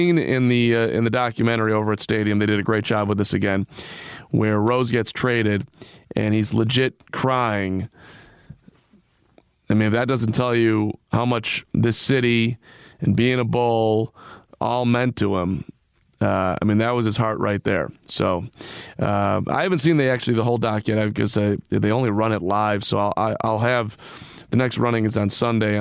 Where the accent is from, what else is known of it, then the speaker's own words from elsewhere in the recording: Chicago, Illinois, United States; I grew up in Chicago